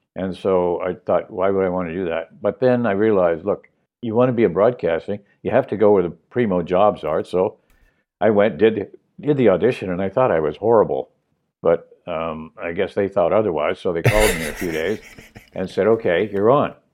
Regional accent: Montreal, Quebec, Canada; moved away as an adult; also born or lived in Toronto; I know the city, my home town

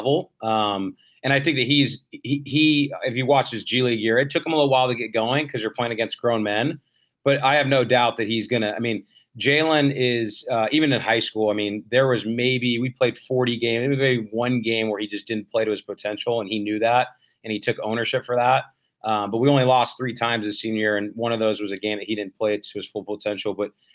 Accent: Bay Area, California, United States; I grew up in the Bay Area

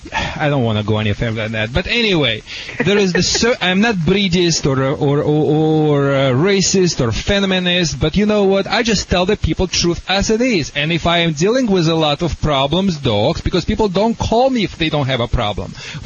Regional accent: Detroit, Michigan, United States; accent: Michigan; Yeah, do you recognize a Michigan accent in my accent, or...

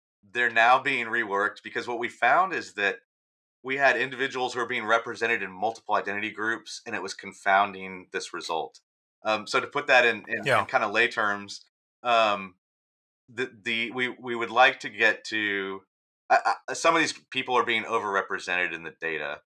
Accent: Texas, United States; the people I grew up with in Texas

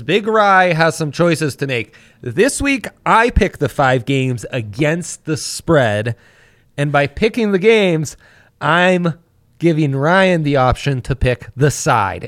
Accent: Italy; moved away; Growing up in Italy

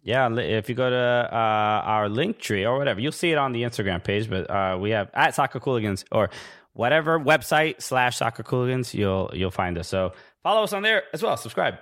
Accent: New York City, New York, United States; I'm originally from Brooklyn.

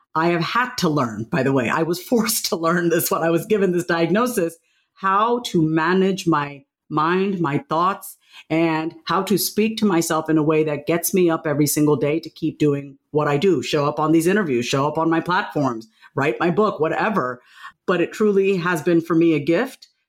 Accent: Long Island, New York, United States; I grew up on Long Island, New York.

